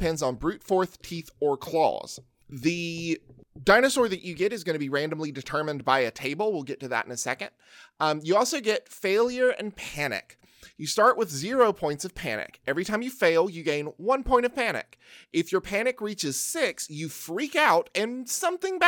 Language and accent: English; Alabama, United States; I'm from Alabama.